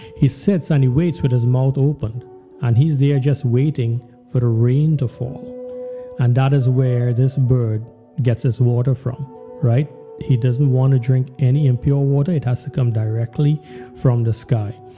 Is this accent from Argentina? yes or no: no; Trinidad & Tobago; when we were growing up in Trinidad